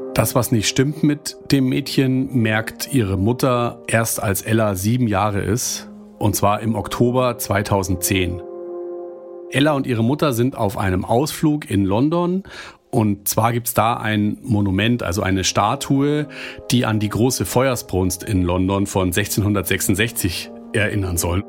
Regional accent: Germany; hier bei uns in Deutschland

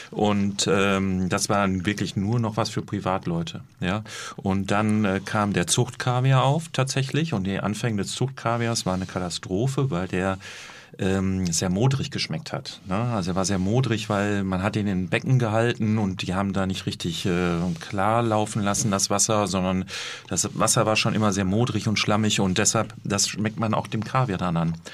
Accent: North Rhine-Westphalia, Germany; Grünkohl kennen wir auch aus dem Ruhrgebiet, wo ich herkomme.

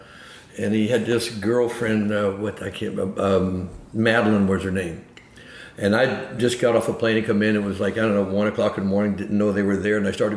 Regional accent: Florence, Alabama, United States; born there; moved away; also born or lived in San Francisco; Yeah, I was born in Florence, Alabama, and so we came there to work and get a job in the projects.

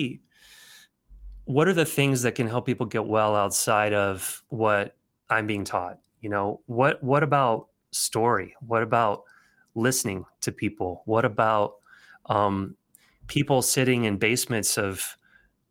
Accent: Nashville, Tennessee, United States; moved away as an adult; also born or lived in Alabama / Philadelphia; I grew up in Nashville. I was born in Alabama. I was from the South, super Southern thing

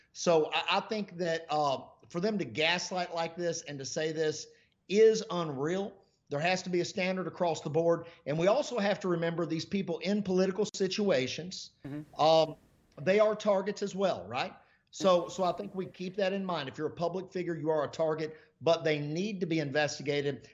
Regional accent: United States; I'm an American

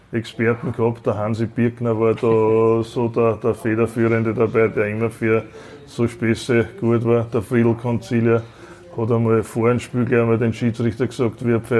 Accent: St. Pölten, Lower Austria, Austria; also born or lived in Innsbruck; Ja, ist meine Geburtsstadt. St. Pölten wohnt zwar nicht direkt da, sondern am Land, aber im Bezirk St. Pölten. Und äh, fühle mich da sehr wohl, habe schon vor vielen Jahren das Haus gebaut und bin jetzt von Innsbruck wieder zurückgekehrt in die Heimat.

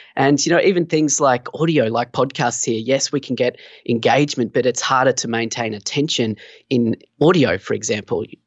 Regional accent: Australia; also born or lived in Sunshine Coast, Queensland; I'm from Australia. So, yeah, down here on the Sunshine Coast, beautiful in Queensland, Australia

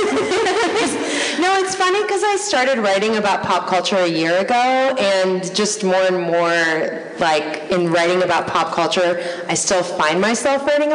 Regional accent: New York City, New York, United States; We're from New York, obviously, which is the cultural and geographical center of America, but not the capital.

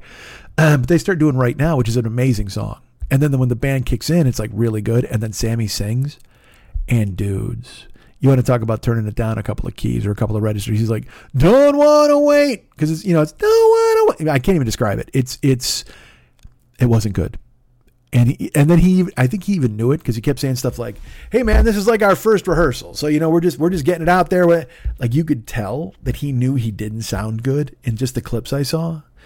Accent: Romeoville, Illinois, United States; also born or lived in Bolingbrook / Chicago; I grew up with him in Romeoville

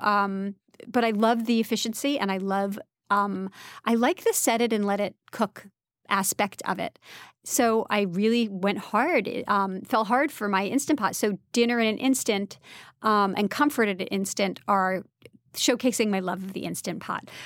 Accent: Brooklyn, New York, United States; also born or lived in France; I grew up in Brooklyn

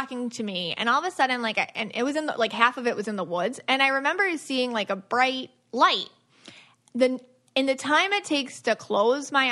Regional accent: Buffalo, New York, United States; I'm from Buffalo

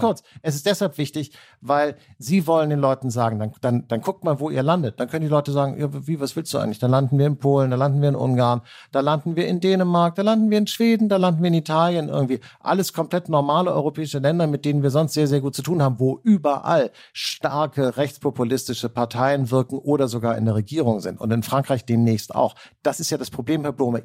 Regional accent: Hamburg, Germany; wie man äh, äh, bei uns in Hamburg sagt

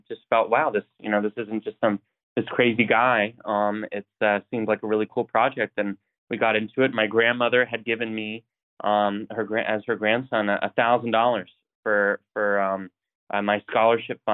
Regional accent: Coeur d'Alene, Idaho, United States; I grew up in Idaho, North Idaho, and Coeur d'Alene

